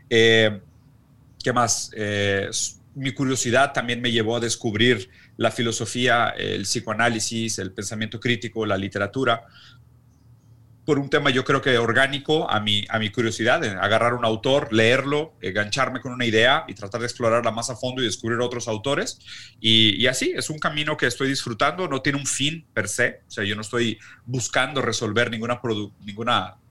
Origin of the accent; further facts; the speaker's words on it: Mexico; also born or lived in Brazil; yo soy brasileño que creció en México